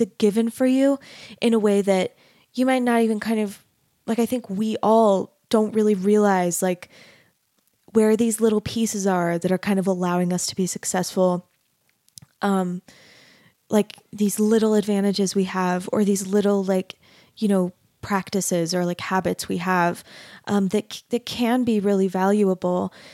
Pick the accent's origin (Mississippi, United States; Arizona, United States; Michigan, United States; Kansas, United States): Arizona, United States; I grew up in Arizona